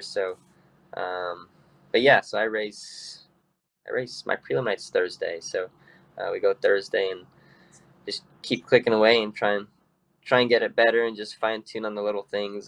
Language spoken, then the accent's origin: English; California, United States; growing up in California